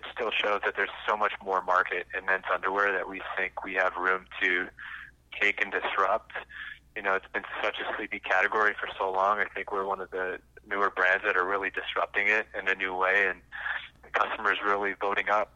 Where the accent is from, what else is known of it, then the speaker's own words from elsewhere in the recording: South Dakota, United States; when I was growing up in South Dakota, I had lawnmowing businesses